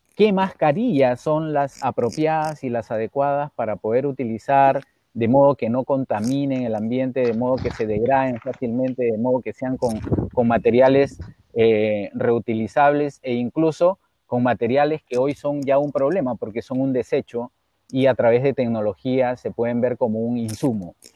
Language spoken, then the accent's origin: Spanish; Peru; mi padre, desde muy niño, que yo recuerdo, siempre eh, nos hizo conocer nuestro país. Viajamos mucho por el Perú